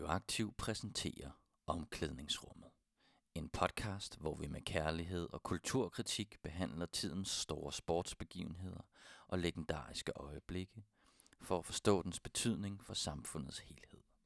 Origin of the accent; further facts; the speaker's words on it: Silkeborg, Central Denmark Region, Denmark; Jeg er selv fra Silkeborg